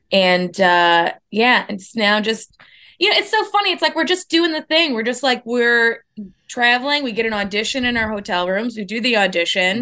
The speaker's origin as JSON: {"language": "English", "town": "Minneapolis", "region": "Minnesota", "country": "United States", "also_born_or_lived": "Boston / New York", "moved": "yes", "lives_now": "Los Angeles, United States", "said": "I'm from Minneapolis"}